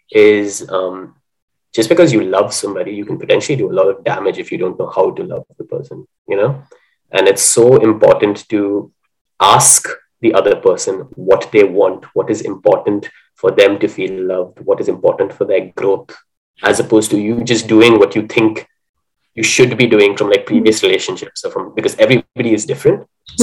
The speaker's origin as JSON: {"language": "English", "country": "India", "said": "I'm not living in India any longer. So even though I am Indian, I'm feeling a little bit like a mongrel."}